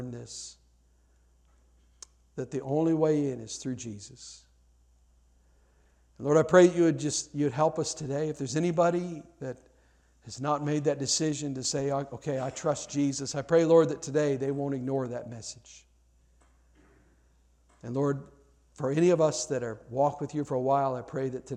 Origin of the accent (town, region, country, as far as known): United States